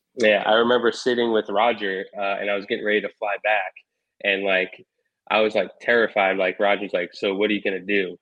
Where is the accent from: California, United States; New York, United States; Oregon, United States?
New York, United States; Long Island; moved away as an adult; also born or lived in Maryland / Louisville, Kentucky; I grew up on Long Island, then went to North Babylon High School on the South Shore of Long Island